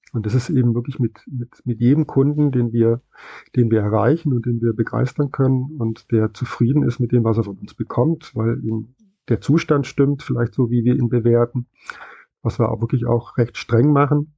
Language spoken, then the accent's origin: German; West Germany, Germany; bin ich dann im Westen aufgewachsen